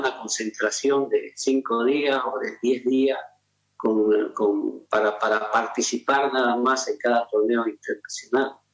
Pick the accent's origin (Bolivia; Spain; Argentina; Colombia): Bolivia; Como boliviano